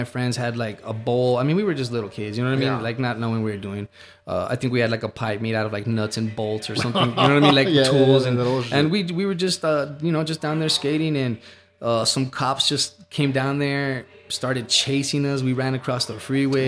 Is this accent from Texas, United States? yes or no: yes; El Paso, Texas, United States; I grew up in Central with my grandma on my mom's side.